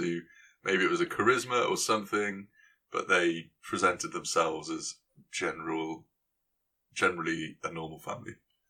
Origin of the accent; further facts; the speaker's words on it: Gloucester, South West England, United Kingdom; I am from Gloucester.